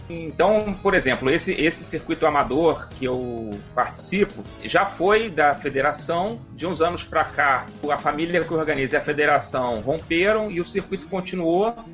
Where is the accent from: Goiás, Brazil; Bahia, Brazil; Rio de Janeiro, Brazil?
Rio de Janeiro, Brazil; sou do Rio de Janeiro